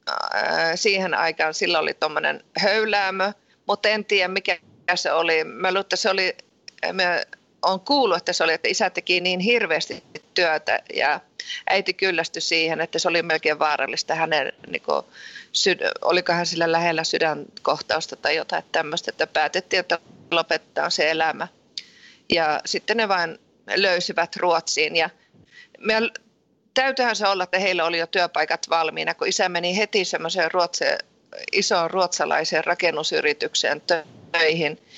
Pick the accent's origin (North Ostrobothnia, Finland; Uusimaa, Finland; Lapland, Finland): Lapland, Finland; Ranua; born there; mä oon itse syntynyt Ranualla ja se on Lapissa